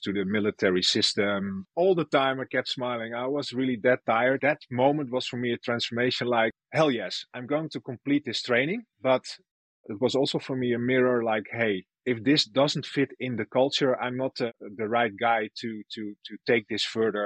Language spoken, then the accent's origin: English; Bolsward, Friesland, Netherlands; I'm Frisian. I was born and raised in Bolsward